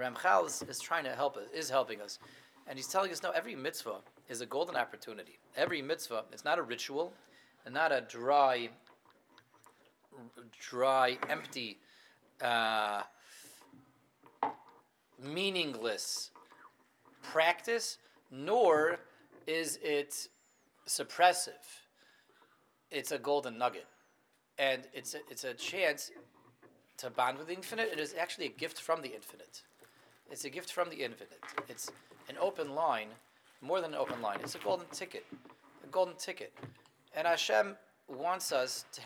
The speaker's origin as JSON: {"language": "English", "town": "Denver", "region": "Colorado", "country": "United States", "tie": "born or raised there", "said": "I grew up in Denver"}